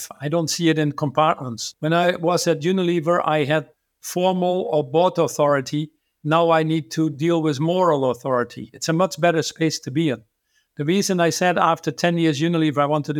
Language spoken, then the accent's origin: English; Netherlands; I was born in the Netherlands